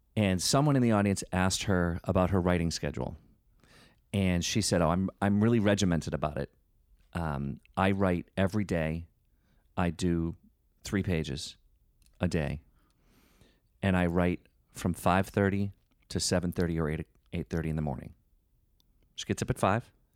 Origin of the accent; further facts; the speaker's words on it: Northeast, United States; we're from the Northeast